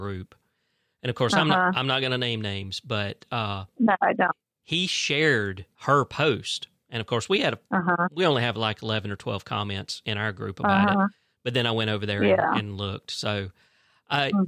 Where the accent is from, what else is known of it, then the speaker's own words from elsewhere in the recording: Fitzgerald, Georgia, United States; moved away as an adult; now in Tifton, United States; I was moving from Fitzgerald because I'm originally from Fitzgerald